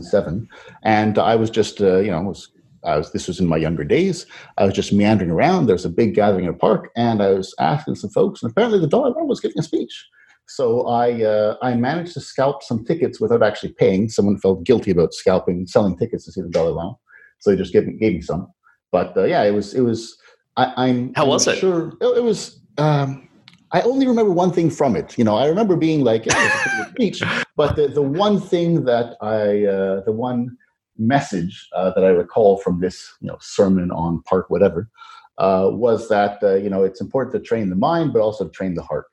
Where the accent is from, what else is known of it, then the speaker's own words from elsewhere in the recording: Canada; being Canadian